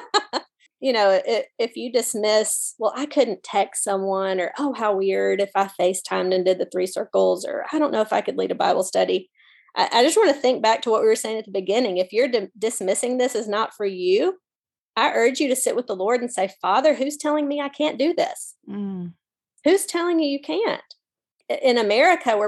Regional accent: Mississippi, United States; I'm from Mississippi.

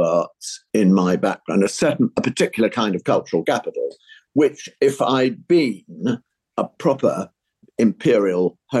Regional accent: London, United Kingdom; I was brought up in British North London, meaning NW, NW3, Hampstead.

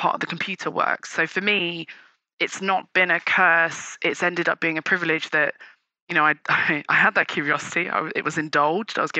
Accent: United Kingdom; also born or lived in Nigeria; We're British Nigerian

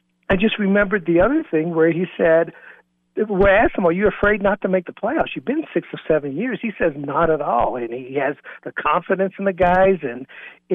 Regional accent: Bluefield, West Virginia, United States; my hometown of Bluefield, West Virginia

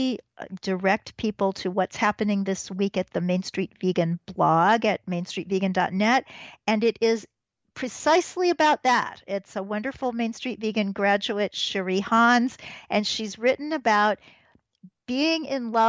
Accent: Midwest, United States; now in Manhattan, United States; I'm from the Midwest

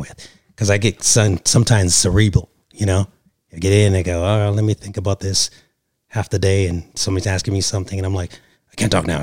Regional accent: Canada; now in Los Angeles, United States; originally from Canada, live here in Los Angeles, California

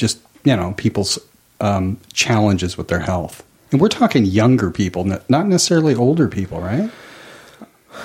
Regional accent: Oregon, United States; also born or lived in Orcas Island, Washington; I'm from Oregon

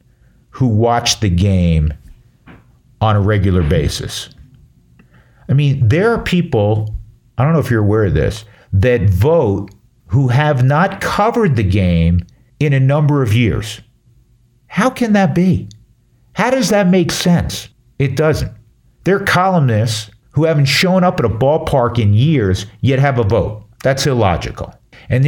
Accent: New York, United States; moved away; I'm from back east. I'm from New York.

